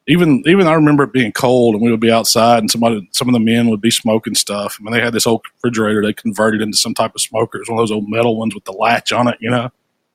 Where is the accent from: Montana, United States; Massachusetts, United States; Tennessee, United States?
Tennessee, United States; Memphis; I grew up in Memphis my whole life. My family comes from, well, half of it on my mom's side comes from Arkansas. My dad's side comes from West Tennessee